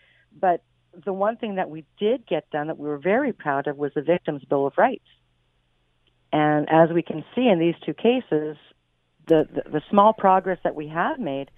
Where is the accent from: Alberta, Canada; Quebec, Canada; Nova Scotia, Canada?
Quebec, Canada; You know, you were saying we're from Quebec.